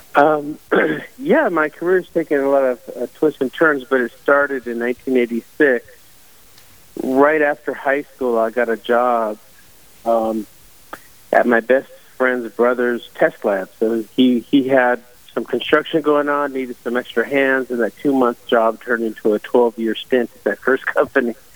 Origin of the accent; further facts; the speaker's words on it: Silicon Valley, California, United States; I grew up in Silicon Valley